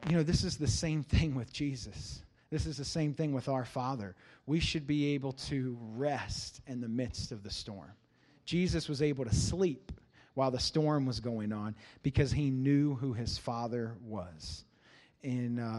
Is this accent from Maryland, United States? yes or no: no; Cincinnati, Ohio, United States; I grew up in Cincinnati, Ohio.